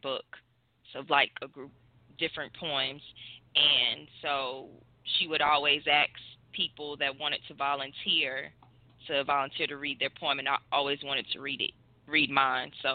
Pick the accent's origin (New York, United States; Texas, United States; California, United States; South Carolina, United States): South Carolina, United States; Hopkins; now in Columbia, United States; I am originally from Hopkins, South Carolina